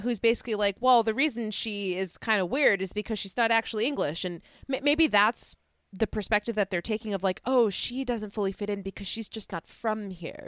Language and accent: English; Chicago, Illinois, United States; accent: Chicago; my Chicago accent